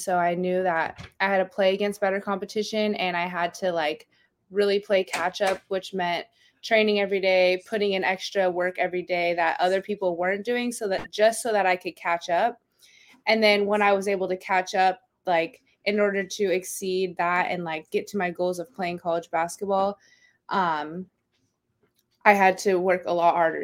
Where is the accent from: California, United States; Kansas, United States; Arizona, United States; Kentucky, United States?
Arizona, United States; Gilbert; moved away as an adult; also born or lived in Eastern New Mexico; now in La Mirada, United States; I'm actually from Gilbert, Arizona